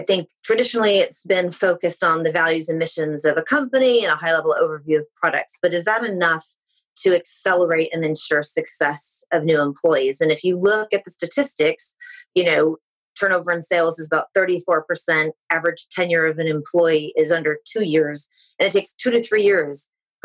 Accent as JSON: {"language": "English", "region": "California", "country": "United States", "moved": "as an adult", "lives_now": "United Kingdom", "said": "I come from California"}